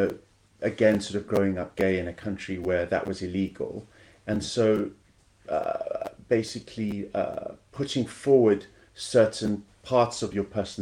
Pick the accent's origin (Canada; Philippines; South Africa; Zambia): South Africa; moved away; also born or lived in Kenya; I grew up in South Africa and Kenya